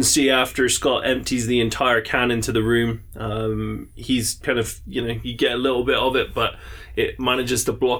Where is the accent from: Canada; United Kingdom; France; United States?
United Kingdom; England; I'm English